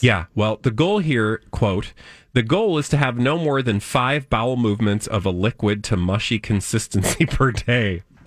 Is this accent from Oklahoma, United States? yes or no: no; outside of Chicago, Illinois, United States; I grew up outside of Chicago, we had green bean casserole.